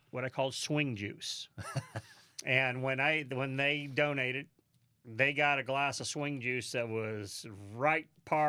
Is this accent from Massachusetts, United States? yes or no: no; St. Louis, Missouri, United States; But Kansas, you know, we're from Kansas – or not Kansas, but St. Louis.